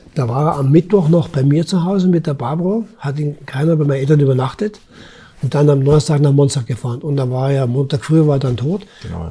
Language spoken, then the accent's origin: German; Germany; als Deutsche